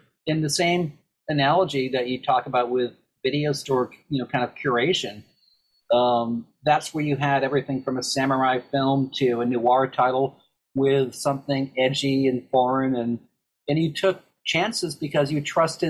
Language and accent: English; Boston, Massachusetts, United States; you and I talking about growing up in Boston as kids